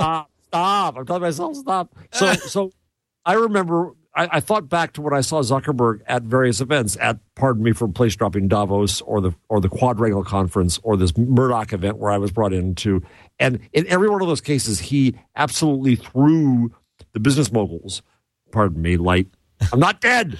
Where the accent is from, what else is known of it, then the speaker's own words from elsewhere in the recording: United States; I'm American